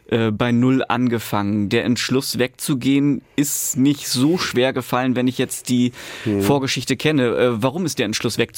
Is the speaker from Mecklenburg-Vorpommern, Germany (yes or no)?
yes; Mecklenburg-Vorpommern, Germany; Ich komme aus Mecklenburg-Vorpommern, war damals 10, habe also quasi ja, nicht viel mitbekommen.